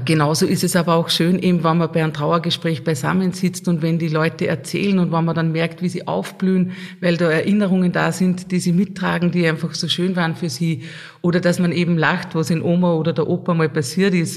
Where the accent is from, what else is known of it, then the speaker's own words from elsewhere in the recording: Lambach, Upper Austria, Austria; bei uns in Lambach